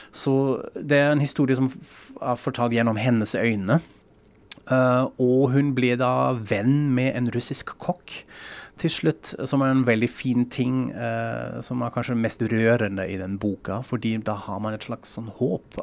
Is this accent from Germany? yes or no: yes; Frankfurt, Hesse, Germany; Norwegian is a second language; now in Norway; Jeg er jo fra Frankfurt